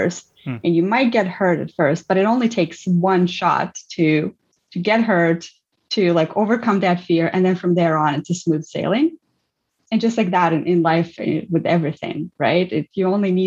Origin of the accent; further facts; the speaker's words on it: Ukraine; also born or lived in Armenia; I grew up in Ukraine and I spent my whole life living in an immigrant family and being immigrant since I was 1 year old.